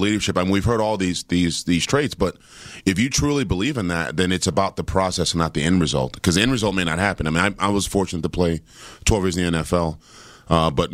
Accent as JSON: {"language": "English", "town": "Washington", "region": "District of Columbia", "country": "United States", "tie": "born or raised there", "said": "I grew up in Washington, D.C., during the crack era"}